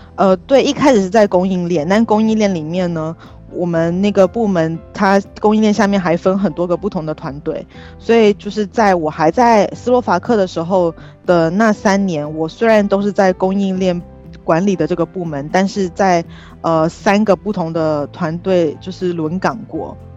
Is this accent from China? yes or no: no; Taoyuan, Taiwan; moved away as an adult; also born or lived in Slovakia; 我是在桃园长大的嘛，然后桃园也算是一个城市